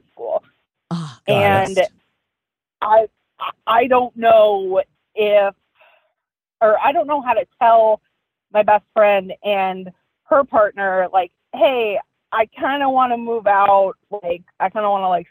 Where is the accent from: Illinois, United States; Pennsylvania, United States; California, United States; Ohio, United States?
Ohio, United States; I'm from Ohio